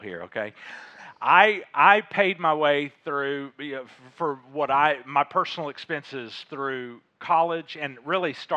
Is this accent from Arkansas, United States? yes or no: yes; Little Rock, Arkansas, United States; also born or lived in Fayetteville, Arkansas; I grew up in Little Rock, grew up in Fayetteville